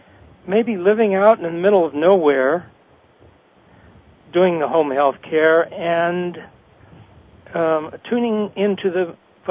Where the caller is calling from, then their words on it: Ruidoso, New Mexico, United States; I'm calling from Ruidoso, New Mexico, which is in the southern part of the state.